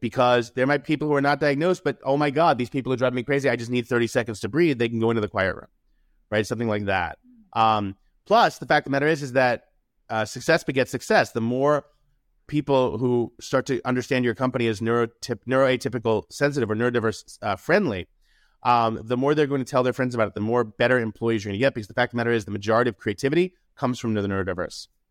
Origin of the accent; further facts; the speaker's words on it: New York City, New York, United States; I grew up in New York City.